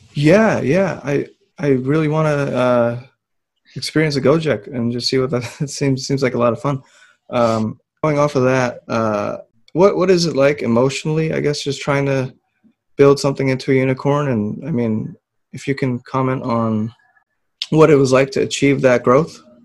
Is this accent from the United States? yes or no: no; Philippines; moved away; I'm Filipino